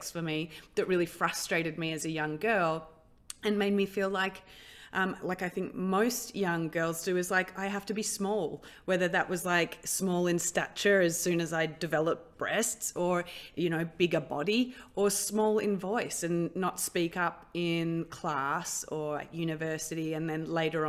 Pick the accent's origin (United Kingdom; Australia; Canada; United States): Australia; I grew up in Australia